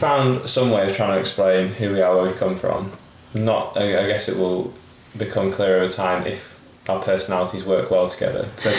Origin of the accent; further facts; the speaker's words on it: Skipton, Yorkshire and the Humber, United Kingdom; No, I grew up in Yorkshire. Do you not know that?